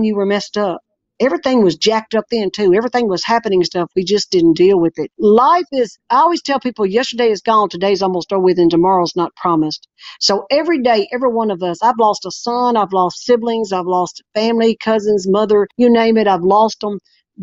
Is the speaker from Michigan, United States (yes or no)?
no; Arkansas, United States; I was born and raised here in Arkansas